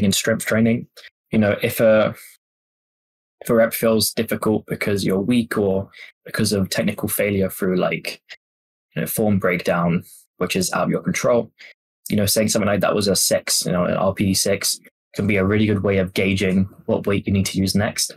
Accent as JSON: {"language": "English", "region": "England", "country": "United Kingdom", "tie": "born or raised there", "said": "I grew up in England"}